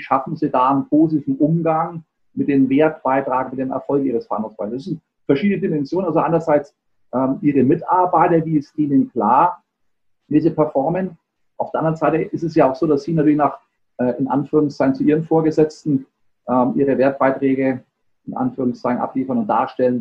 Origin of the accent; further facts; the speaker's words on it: Germany; bei uns in Deutschland